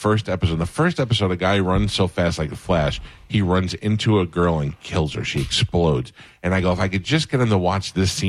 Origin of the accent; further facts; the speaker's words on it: New York, United States; growing up in New York before Fox had Channel 5.